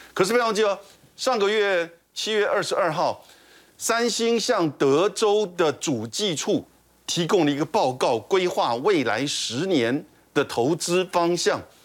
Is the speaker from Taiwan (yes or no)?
yes; Taiwan; 我们台湾这边